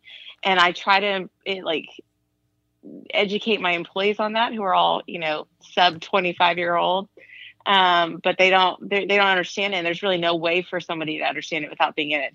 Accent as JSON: {"language": "English", "town": "Austin", "region": "Texas", "country": "United States", "tie": "born or raised there", "also_born_or_lived": "Los Angeles", "moved": "as an adult", "lives_now": "Austin, United States", "said": "I'm from Austin. My family moved there when I was 8. So, you know, as far as I'm concerned, it's the only place that's really ever been home."}